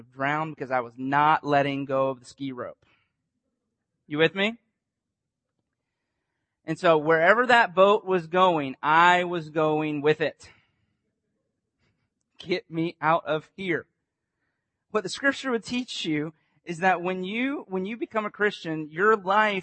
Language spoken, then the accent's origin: English; Winter Haven, Florida, United States; I grew up on Lake Eloise